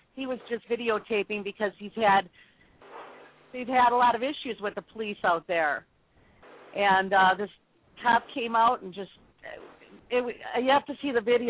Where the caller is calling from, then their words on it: Milwaukee, Wisconsin, United States; I'm calling from Milwaukee, Wisconsin, United States.